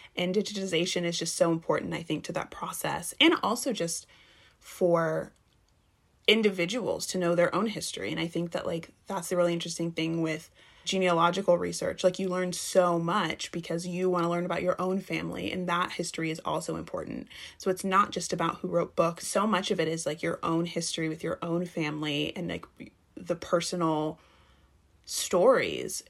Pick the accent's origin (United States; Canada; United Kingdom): United States; Texas; moved away as an adult; I'm from the South, um, I'm from Texas